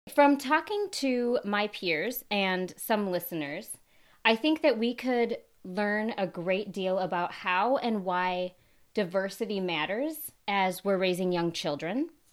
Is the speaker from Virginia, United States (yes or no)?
no; Minnesota, United States; moved away; I'm originally from Minnesota